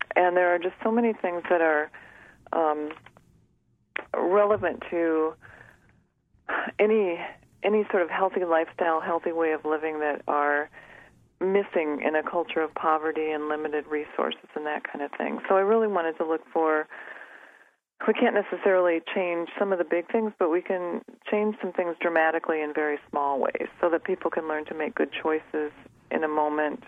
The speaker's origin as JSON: {"language": "English", "region": "South Dakota", "country": "United States", "moved": "yes", "said": "I'm a pediatrician, and I'm originally from South Dakota"}